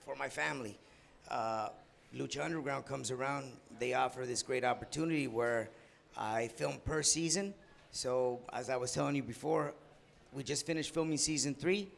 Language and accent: English; San Diego, California, United States; the area code of my hometown, 619